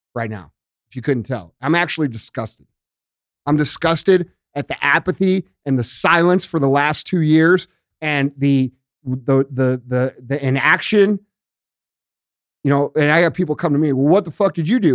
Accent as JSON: {"language": "English", "town": "St. Louis", "region": "Missouri", "country": "United States", "said": "I'm from Saint Louis and started here"}